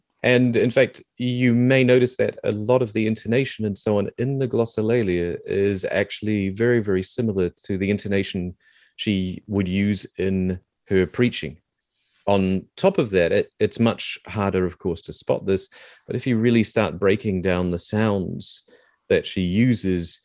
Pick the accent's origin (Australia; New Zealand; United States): New Zealand; accent: Kiwi; I'm trying not to do my full-on Kiwi accent right now